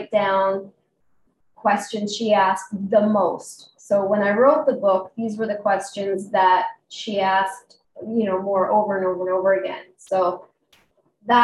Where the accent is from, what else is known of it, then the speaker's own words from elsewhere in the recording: Calgary, Alberta, Canada; I'm from Calgary, Alberta, Canada, right near the lovely Rocky Mountains